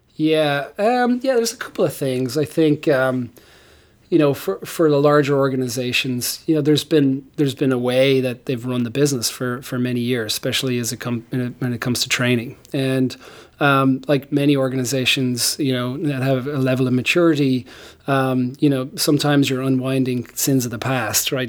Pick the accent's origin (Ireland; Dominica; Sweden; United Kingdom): Ireland; moved away as an adult; now in United States; I grew up in Ireland